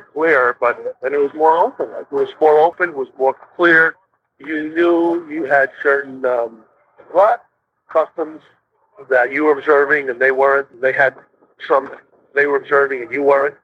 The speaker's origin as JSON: {"language": "English", "town": "New York City", "region": "New York", "country": "United States", "tie": "born or raised there", "also_born_or_lived": "Houston", "moved": "yes", "said": "when I was a kid in Brooklyn, fucking 10, 12 years old, the neighborhood we lived"}